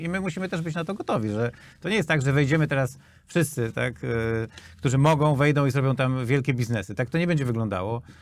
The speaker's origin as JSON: {"language": "Polish", "country": "Poland"}